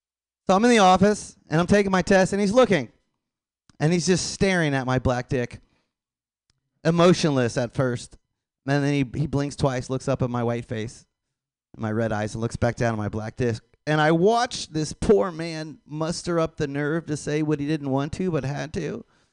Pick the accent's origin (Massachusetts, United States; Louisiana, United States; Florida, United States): Florida, United States; I know, I'm from Florida. I know a ton of Dominicans.